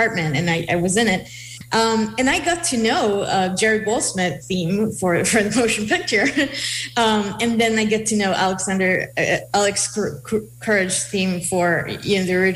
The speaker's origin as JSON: {"language": "English", "country": "Israel", "tie": "born or raised there", "second_language": "English", "moved": "yes", "said": "I grew up in Israel, and I played, I joined the school orchestra in my school"}